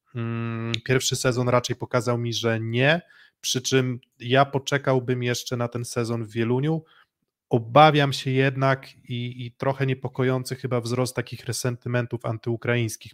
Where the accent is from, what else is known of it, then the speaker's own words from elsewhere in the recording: Olsztyn, Warmian-Masurian Voivodeship, Poland; Ja jako olsztynianin